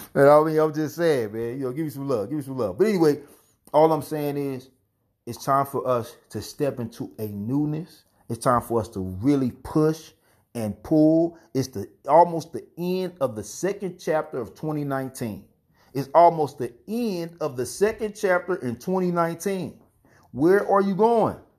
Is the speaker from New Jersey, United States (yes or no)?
yes; Gouldtown, New Jersey, United States; I'm indigenous, Lin A. Lenape, straight from Ghoul Town.